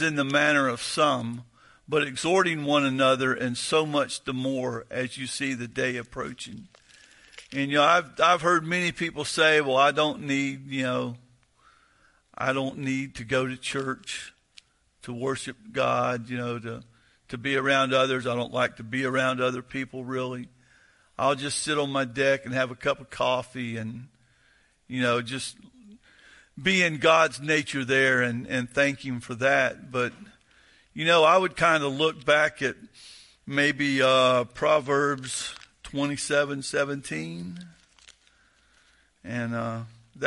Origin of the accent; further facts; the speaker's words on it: the South, United States; I'm from the South